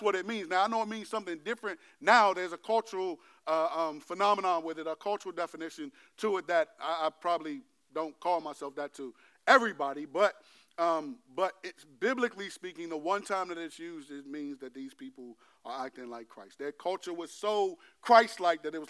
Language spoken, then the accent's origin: English; United States; I'm American